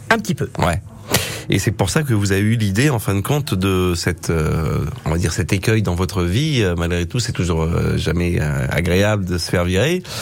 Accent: Aubusson-d'Auvergne, Auvergne-Rhône-Alpes, France; also born or lived in Thiers; Je suis né à Aubusson

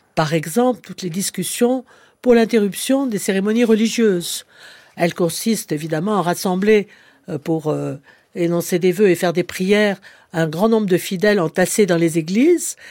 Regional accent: Clermont-Ferrand, Auvergne-Rhône-Alpes, France; je suis auvergnate née à Clermont-Ferrand

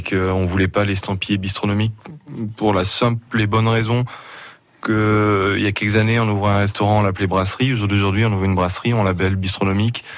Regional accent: Auvergne-Rhône-Alpes, France; je suis auvergnat

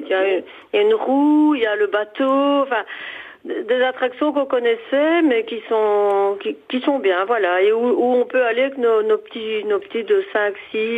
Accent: Belgium; also born or lived in Mauzens-et-Miremont, France; Et nous sommes belges, en fait. On a une petite maison ici à Mauzins.

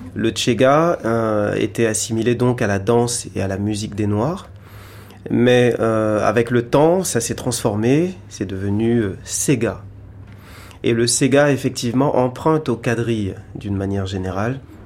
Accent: Réunion; je viens de l'île de la Réunion

